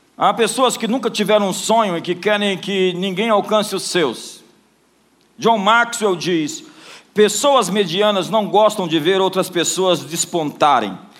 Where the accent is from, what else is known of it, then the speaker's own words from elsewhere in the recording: Brasília, Federal District, Brazil; Eu não sou somente de Brasília